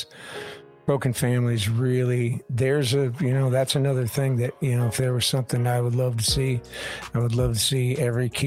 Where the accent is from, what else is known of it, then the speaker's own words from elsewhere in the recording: Michigan, United States; moved away; I'm from Michigan originally.